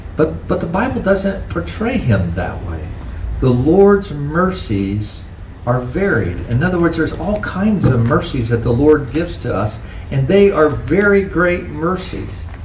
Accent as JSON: {"language": "English", "country": "United States", "said": "as American Christians"}